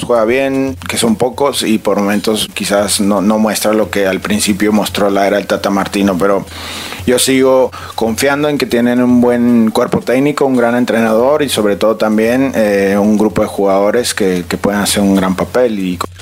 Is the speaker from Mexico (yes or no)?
yes; Mexico; soy este mexicano